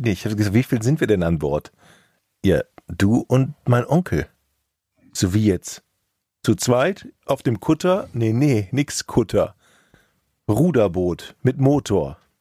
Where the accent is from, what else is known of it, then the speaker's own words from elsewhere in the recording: Rhineland, Germany; als gebürtiger Rheinländer